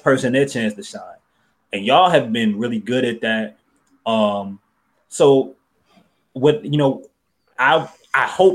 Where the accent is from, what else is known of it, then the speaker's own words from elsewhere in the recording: New Orleans, Louisiana, United States; growing up in New Orleans.